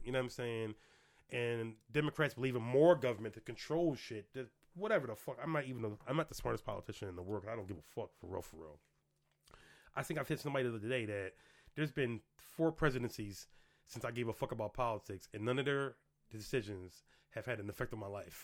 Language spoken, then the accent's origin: English; Philadelphia, Pennsylvania, United States; moved away; I grew up in the projects literally one, two, three, four, five, six blocks from LaSalle University